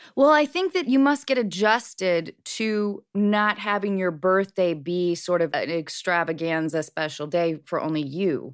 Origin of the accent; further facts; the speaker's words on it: Washington, United States; I grew up in Washington State